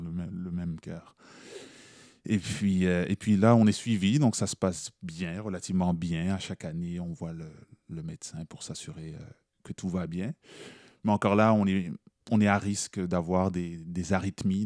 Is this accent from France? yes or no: no; Montreal, Quebec, Canada; moi je suis né à Montréal. Euh, mes parents sont nés en Haïti, ils sont arrivés au Canada en 79